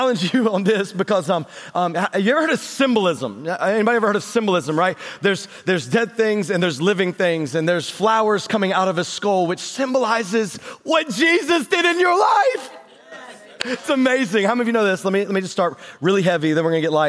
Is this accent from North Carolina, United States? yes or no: yes; North Carolina, United States; moved away; I grew up in North Carolina, and so we just got like paved roads and bathrooms down there